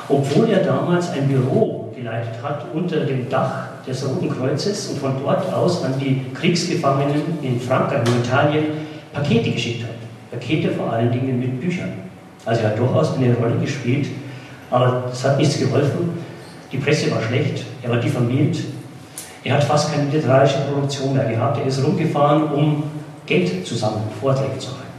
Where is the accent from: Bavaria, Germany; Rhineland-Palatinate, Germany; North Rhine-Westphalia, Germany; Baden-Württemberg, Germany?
Bavaria, Germany; ins tiefe Niederbayern, wo ich hergekommen, bin, wo ich geboren bin und aufgewachsen bin.